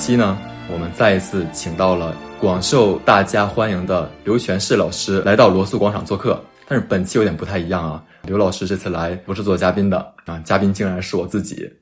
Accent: Tonghua, Jilin, China; 我是吉林省通化市

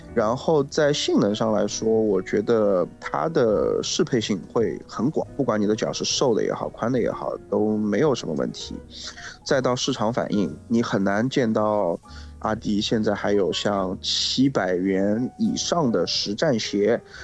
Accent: Shanghai, China; 我们上海话叫点 L 景

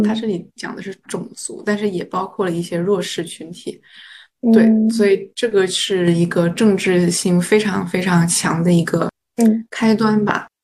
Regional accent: China; now in United States; 首先我们都是中国人，然后从小教育的一个想法就是天下大一统

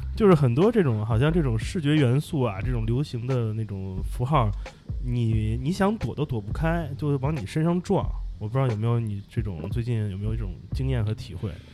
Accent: Beijing, China; 我确实是在皇城根儿下生的，因为嗯。我最开始就在那个，现在已经变成那个皇城根儿公园儿，就是对着南锣鼓巷那块儿哦，然后后来才搬走的

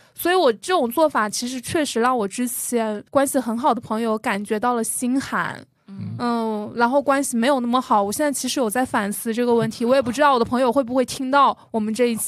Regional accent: Jiangxi, China; moved away; 我就说我来自江西吗

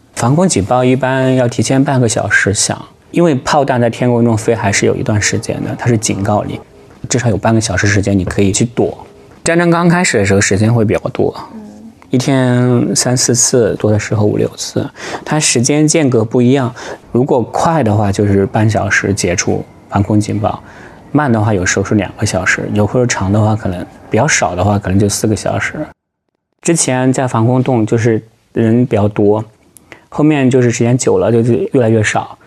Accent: China; moved away as an adult; also born or lived in Ukraine; now in The Hague, Netherlands; 因为我们是中国人嘛

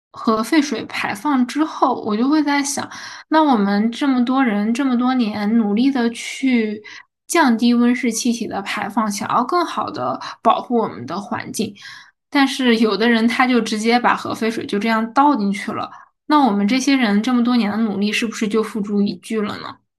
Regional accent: northern China, China; 因为我是北方人嘛

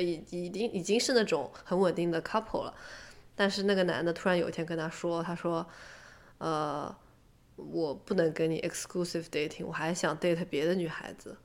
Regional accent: Shanghai, China; moved away; 我也是上海的嘛

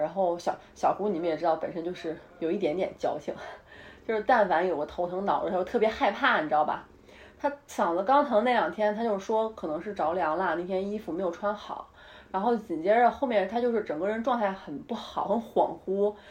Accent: Northeast China, China; now in Beijing, China; 我们东北，我们东北老家吃米吃面

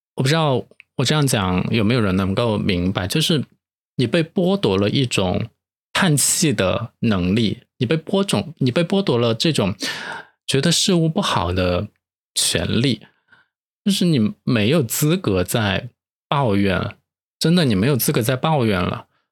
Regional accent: Chengdu, Sichuan, China; accent: Chengdu dialect; moved away; 我就可以回成都再逛一下了

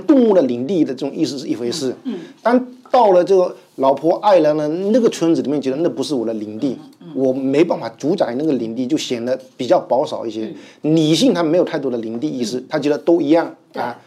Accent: China; 我们这一代人，或者这个时代的中国人

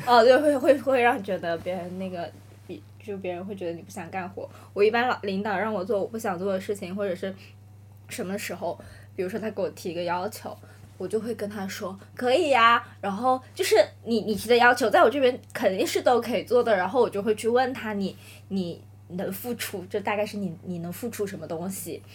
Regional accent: Nanning, Guangxi, China; moved away as an adult; now in Shanghai, China; 我从小都是在南宁生活，长大读书的嘛

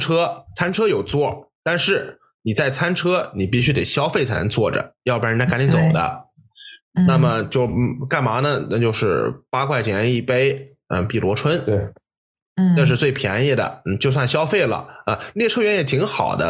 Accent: Jiangsu, China; moved away as an adult; now in Germany; 像我们这种在九十年代在江苏长大的特别大城市，生活条件优越

